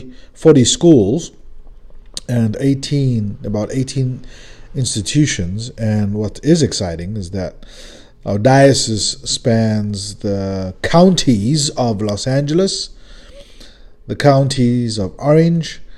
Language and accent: English; South Africa; now in California, United States; a South African Californian